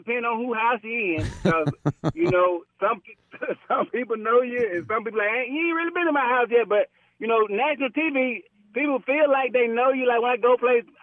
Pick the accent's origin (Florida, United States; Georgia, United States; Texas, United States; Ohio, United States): Georgia, United States; also born or lived in Atlanta, Georgia; that's my hometown, Billerica, Georgia